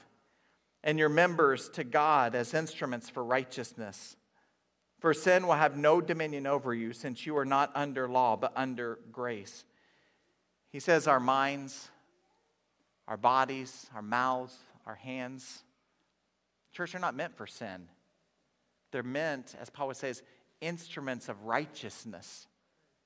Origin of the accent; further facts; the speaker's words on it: Inola, Oklahoma, United States; I grew up in Inola, Oklahoma